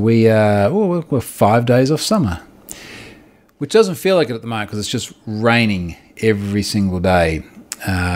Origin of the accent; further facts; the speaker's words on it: Australia; I'm an Australian and I'm on the other side of the world